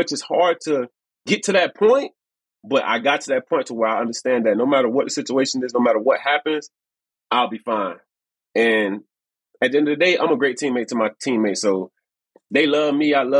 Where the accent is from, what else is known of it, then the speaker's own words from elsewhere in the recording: Miami, Florida, United States; I'm from Miami. We've been out here long enough